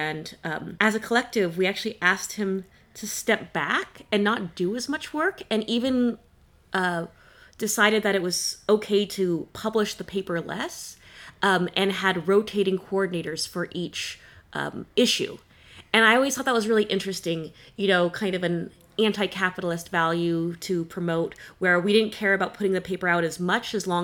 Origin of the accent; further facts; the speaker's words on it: California, United States; now in Halifax, Canada; I currently live in Halifax, Nova Scotia, though I am from California